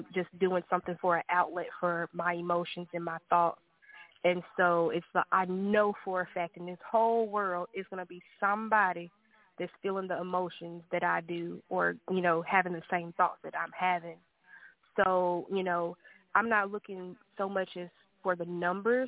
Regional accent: Arkansas, United States; now in Texas, United States; I am from Arkansas originally, currently staying in Texas

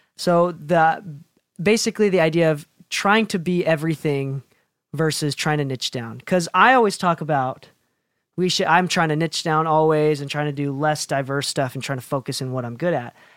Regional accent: Chicago, Illinois, United States; now in Provo, United States; I grew up in Chicago

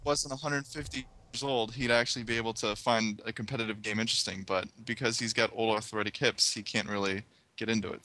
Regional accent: United States; I am American

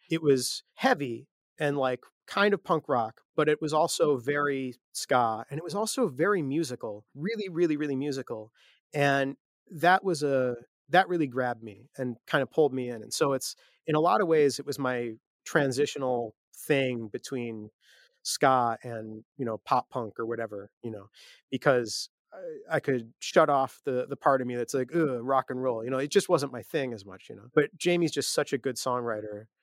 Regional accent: Chicago, Illinois, United States; Yeah, yeah. So, so you know, lots of shows at Fireside Bowl.

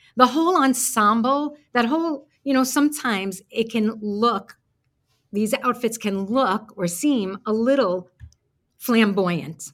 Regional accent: New York City, New York, United States; moved away as an adult; now in Florida, United States; when I moved down to Florida from Brooklyn, New York, if you can't hear it in my accent

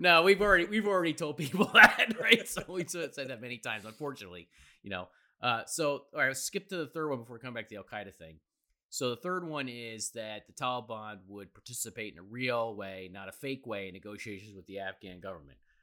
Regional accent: New York City, New York, United States; as a New Yorker

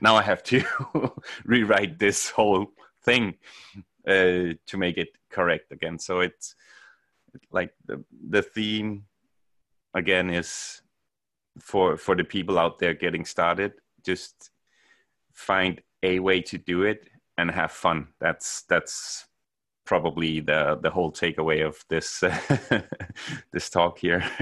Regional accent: Denmark; moved away as an adult; now in Norway; I'm from Denmark, uh, moved to Norway in, uh, two thousand nine

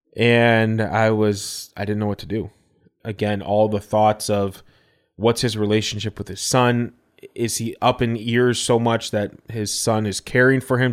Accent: Elgin, United States; our church that I grew up at in Elgin

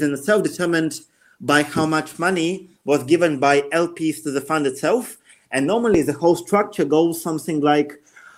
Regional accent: Russia; also born or lived in United Kingdom; I used to live for the majority of my life in UK, even though I'm originally from Russia.

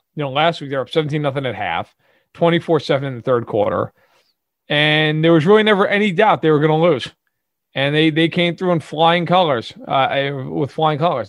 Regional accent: New York City, New York, United States; accent: Brooklyn

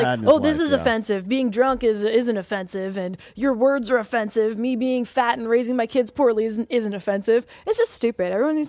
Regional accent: Canada; moved away; because I'm from Canada and it's very like anti-gun.

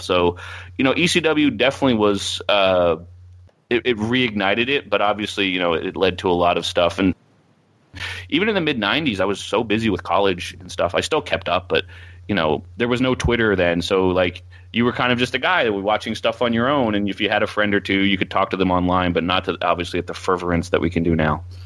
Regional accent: Philadelphia area, New Jersey, United States; South Jersey, Philadelphia area. So, like, I grew up twelve minutes from the E C W arena

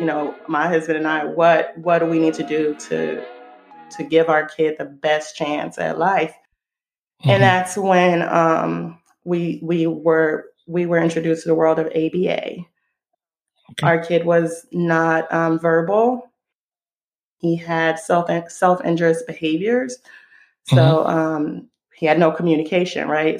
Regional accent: Israel; moved away as an adult; now in United States; I live in the US. I was born and raised in Israel. I moved over here when I was 19.

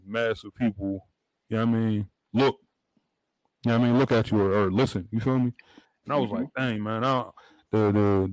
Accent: the Burgh, Pennsylvania, United States; I'm from the Bird, in PA

